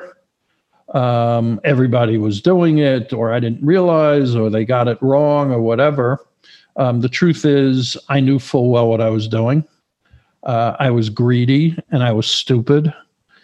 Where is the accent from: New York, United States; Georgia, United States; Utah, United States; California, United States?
New York, United States; moved away as an adult; also born or lived in Florida; now in Los Angeles, United States; originally I'm from New York